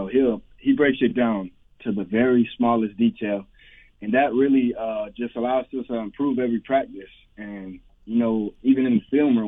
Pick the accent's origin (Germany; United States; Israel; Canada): United States; Florida; I'm from Florida. I've been from Florida all my life, and I've lived here all my life